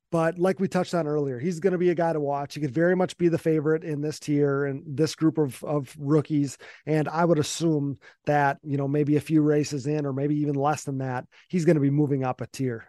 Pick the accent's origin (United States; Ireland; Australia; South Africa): United States; Wisconsin; I was from Wisconsin.